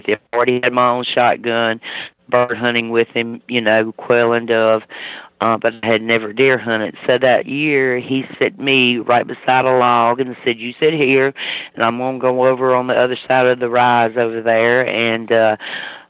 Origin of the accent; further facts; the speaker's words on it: Mississippi, United States; moved away; I'm originally from Mississippi